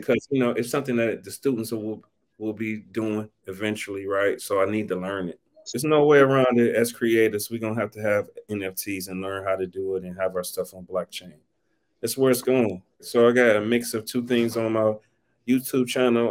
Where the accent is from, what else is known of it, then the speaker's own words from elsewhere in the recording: East Cleveland, Ohio, United States; I'm from Cleveland, Ohio, originally East Cleveland, Ohio